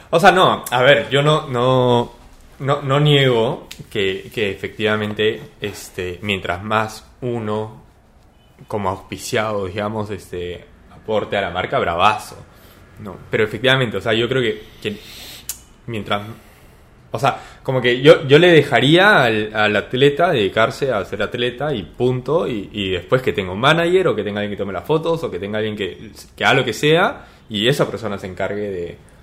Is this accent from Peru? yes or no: yes; Peru; soy peruano